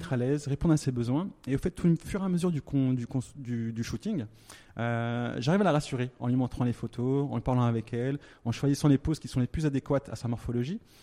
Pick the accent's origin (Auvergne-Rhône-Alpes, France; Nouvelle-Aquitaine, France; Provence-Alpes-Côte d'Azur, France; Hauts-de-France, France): Auvergne-Rhône-Alpes, France; Thonon-les-Bains; moved away as an adult; also born or lived in Lyon; now in Dubai, United Arab Emirates; je suis né en France, à Tonon-les-Bains, en Haute-Savoie